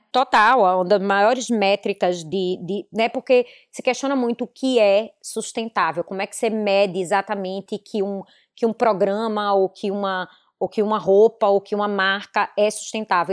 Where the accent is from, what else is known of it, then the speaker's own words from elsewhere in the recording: Recife, Pernambuco, Brazil; moved away as an adult; now in Miami, United States; Eu venho de Recife